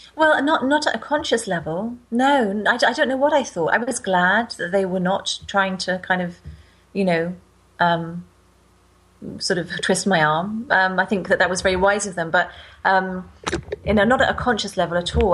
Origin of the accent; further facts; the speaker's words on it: United Kingdom; I'm from Britain, where the Anglican Church um, was, I'm not sure about now, but it was the kind of main church as I was growing up